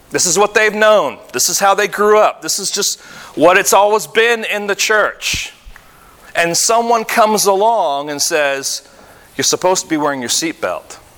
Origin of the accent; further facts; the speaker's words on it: Michigan, United States; But you have to understand, I came from Michigan, he came from Michigan, and in Michigan, at least when we were there, when I was there